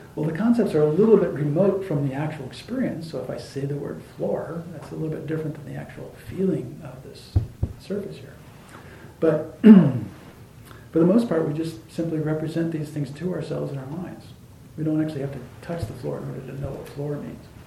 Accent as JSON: {"language": "English", "region": "Arizona", "country": "United States", "tie": "born or raised there", "said": "where I grew up in Arizona"}